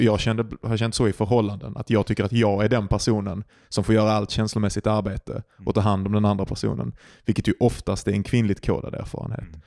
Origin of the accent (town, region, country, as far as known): Sweden